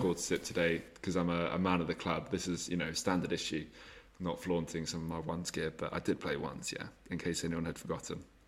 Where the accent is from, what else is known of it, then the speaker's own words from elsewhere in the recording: England, United Kingdom; because we're English